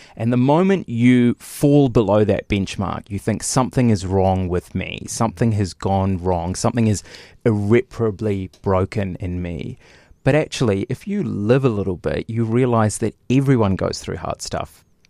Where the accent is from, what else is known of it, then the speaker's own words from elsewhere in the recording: Lower Hutt, Wellington, New Zealand; I grew up in Lower Hutt